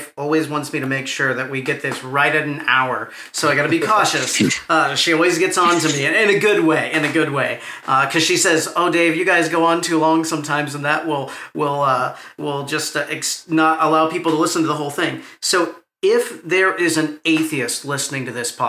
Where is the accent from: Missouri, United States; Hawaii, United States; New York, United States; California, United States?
Missouri, United States; Buffalo; I'm from Buffalo, Missouri.